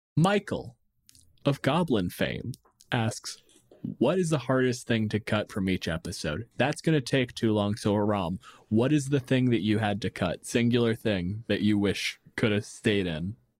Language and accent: English; Windsor, Ontario, Canada; my hometown, Windsor